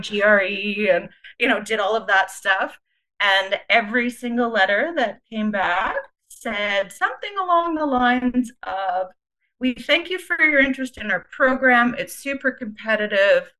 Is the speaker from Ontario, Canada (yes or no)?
no; Winnipeg, Manitoba, Canada; also born or lived in Calgary; I was uh, born and raised in Winnipeg